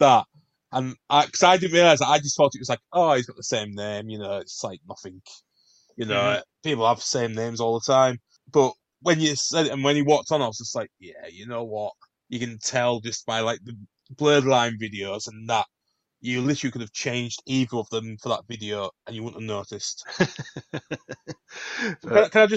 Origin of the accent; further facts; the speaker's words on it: United Kingdom; We're British.